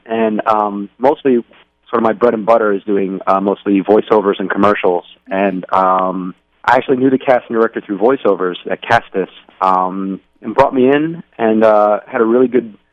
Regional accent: Westchester County, New York, United States; also born or lived in Manhattan; I was born and raised in the suburbs of New York City, Westchester County

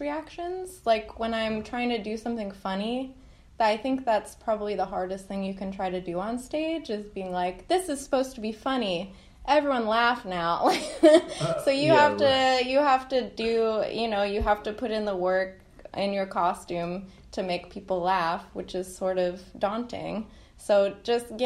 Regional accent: New York, United States; moved away as an adult; now in Irvine, United States; I'm from New York, and I moved out here a few years ago

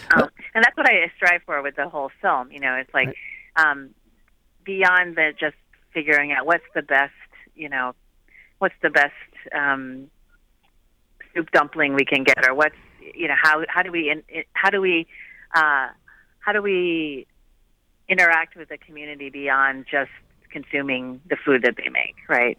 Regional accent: Midwest, United States; now in Los Angeles, United States; I grew up in the Midwest

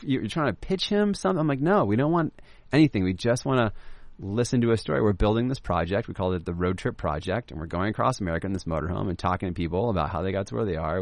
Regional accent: Laguna Beach, California, United States; I grew up in Laguna Beach

